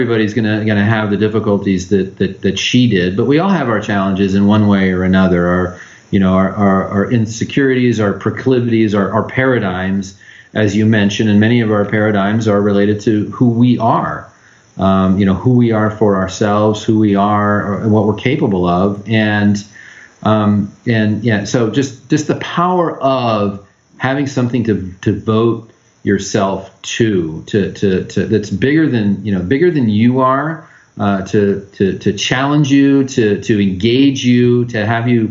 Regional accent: Los Angeles, California, United States; also born or lived in San Diego / Orange County / Riverside County; I grew up in Los Angeles

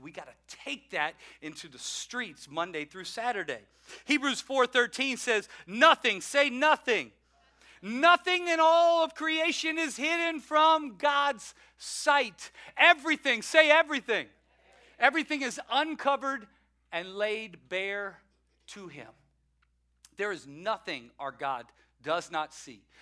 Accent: the South, United States; I'm from the South

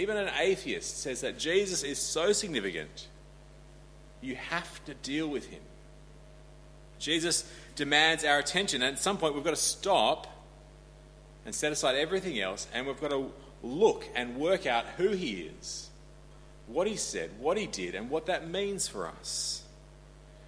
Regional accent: Australia; I grew up in Australia

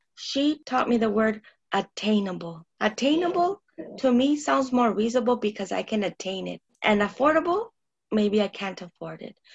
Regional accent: Tucson, Arizona, United States; surrounding barrio where I was born and my father was raised

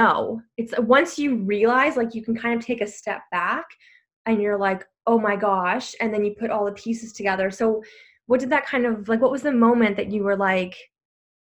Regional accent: Canada; I'm from Canada

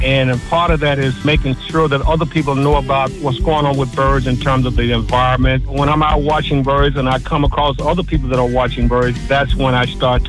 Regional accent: Pine Bluff, Arkansas, United States; I'm from Pine Bluff, Arkansas.

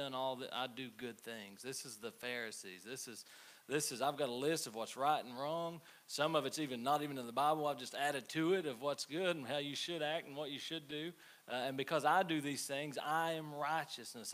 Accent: United States; I'm American

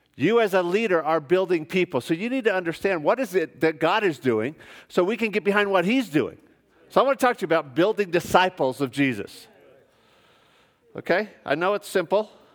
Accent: United States; moved away as an adult; also born or lived in Melbourne, Australia; I'm an American

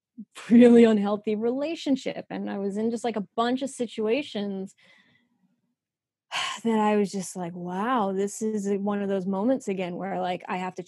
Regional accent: New York, United States; accent: New York; I was born and raised in New York. I used to have a terrific New York accent. that I lost when I went to college, even though I went to college in New York.

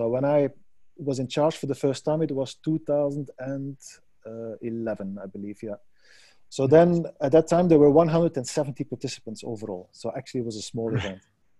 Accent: Belgium; Well, you know, I come from Belgium.

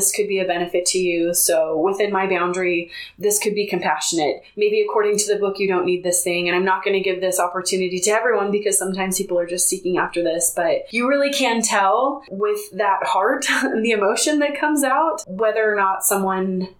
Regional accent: Bay Area, California, United States; now in Utah, United States; I grew up in the Bay Area, California, and they are very liberal out there.

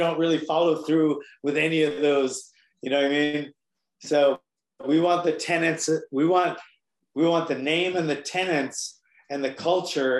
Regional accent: Hawaii, United States; now in mainland United States; I'm here, I'm on the mainland, I'm from Hawaii

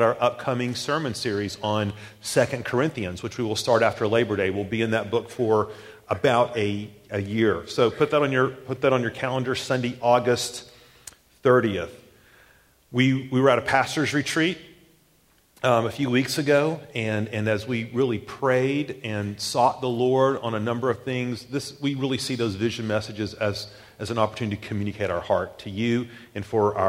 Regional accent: Tennessee, United States; moved away as an adult; also born or lived in the South; now in Tallahassee, United States; we're from Tennessee, big Tennessee fans

